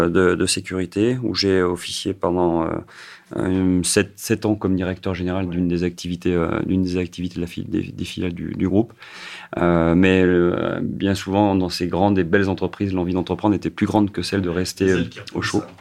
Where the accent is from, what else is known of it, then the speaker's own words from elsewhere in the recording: Saint-Étienne, Auvergne-Rhône-Alpes, France; puisque effectivement je suis originaire de Saint-Etienne